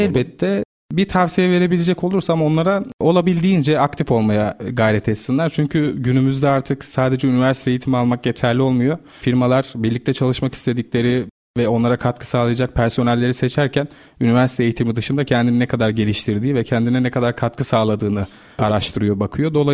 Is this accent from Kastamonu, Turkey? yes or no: no; Erzurum, Turkey; born there; Ben 1994 yılında Erzurum'da dünyaya geldim. Ailenin memur olması sebebiyle farklı şehirlerde ikamet edip farklı kültürleri tanıma fırsatı buldum.